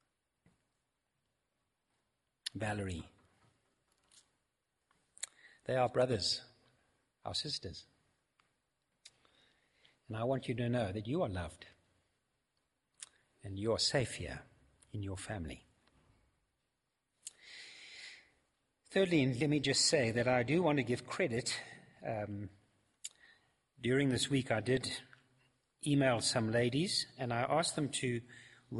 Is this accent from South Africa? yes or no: yes; South Africa; I'm also not a foreigner. I'm a South African